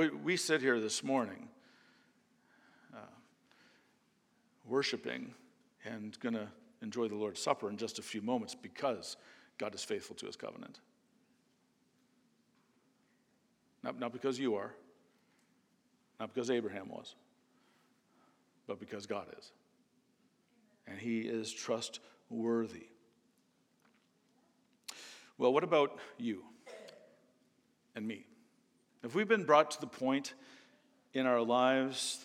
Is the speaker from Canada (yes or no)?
yes; Canada; moved away; I'm from Canada